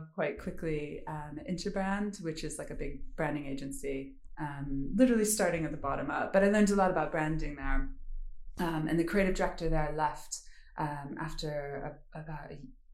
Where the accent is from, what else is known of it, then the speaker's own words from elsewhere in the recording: United States; moved away; also born or lived in New York; I am obviously American. I started off in New York.